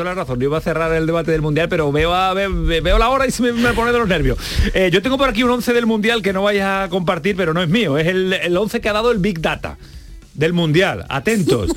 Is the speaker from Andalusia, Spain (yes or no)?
yes; Andalusia, Spain; también aquí en España y en Andalucía